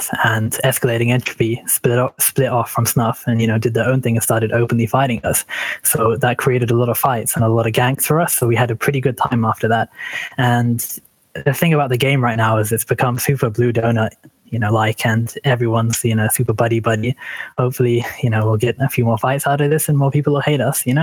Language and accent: English; England, United Kingdom; I'm from England